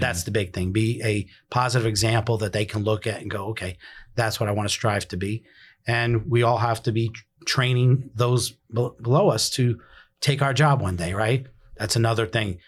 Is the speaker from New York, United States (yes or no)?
yes; New York City, New York, United States; moved away as an adult; now in Pasco County, United States; originally born and raised in the Bronx, uh, moved down here as a young adult